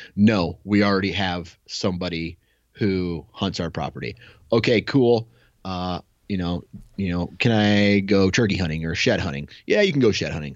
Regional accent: Iowa, United States; I'm a local guy, right? I'm from Iowa.

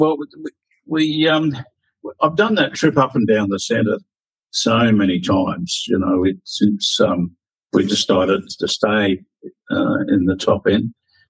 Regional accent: South Australia, Australia; born there; And being South Australian born, I thought, well, I'll go for the Crows.

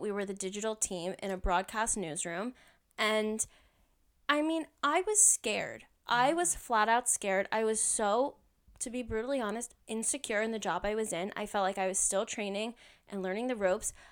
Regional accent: New Jersey, United States; moved away as an adult; now in Washington, D.C., United States; I am originally from New Jersey

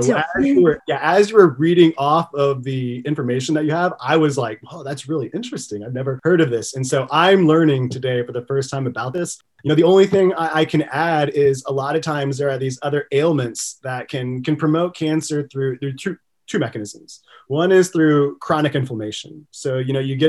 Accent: Texas, United States; I'm from Texas

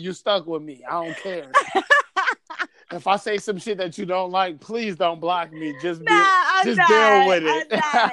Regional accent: New York, United States; I do podcasts with motherfuckers from my hometown

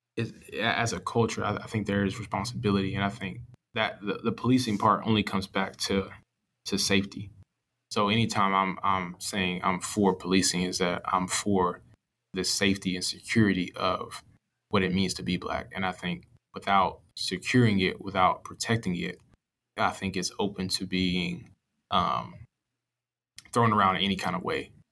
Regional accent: Atlanta, Georgia, United States; when I was growing up, I was from Atlanta, and then my parents moved, or my mom moved, um, my parents about to split, so my mom moved and I moved with her, um, to South Georgia

